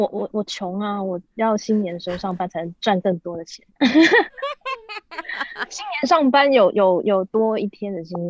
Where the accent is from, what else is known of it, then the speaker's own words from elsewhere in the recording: Macau; 大家好，